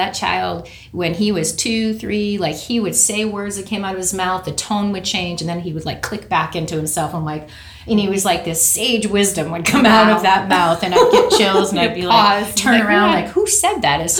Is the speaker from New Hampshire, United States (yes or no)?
yes; New Hampshire, United States; moved away as an adult; also born or lived in California; Grew up in New Hampshire. Okay. And I moved to California when I was 18.